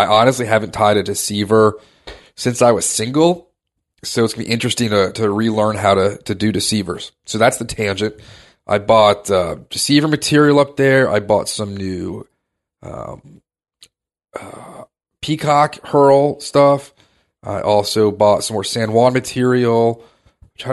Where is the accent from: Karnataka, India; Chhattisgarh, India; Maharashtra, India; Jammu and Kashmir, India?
Maharashtra, India; We're from Maharashtra. We don't get excited about sandwiches.